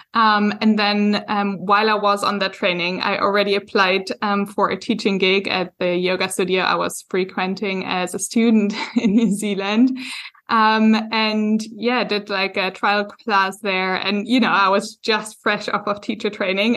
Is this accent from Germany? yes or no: yes; Germany; moved away as an adult; now in Hamburg, Germany; I am German, but I only moved back, like, a year